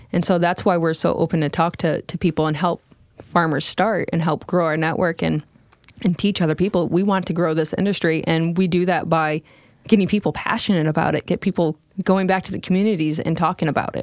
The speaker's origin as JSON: {"language": "English", "region": "Michigan", "country": "United States", "tie": "born or raised there", "moved": "as an adult", "said": "I was originally stationed in Charlevoix, Michigan, which wasn't far from my hometown."}